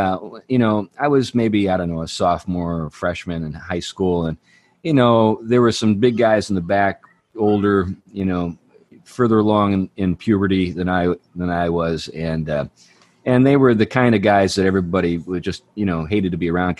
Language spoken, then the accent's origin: English; Western Pennsylvania, United States; I'm from Western Pennsylvania